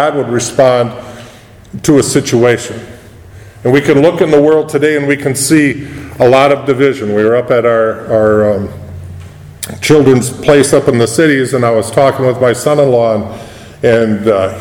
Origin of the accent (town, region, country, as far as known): United States